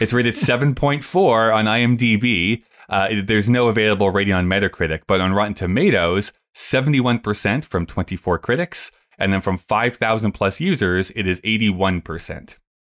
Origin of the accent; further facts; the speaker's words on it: Canada; as a Canadian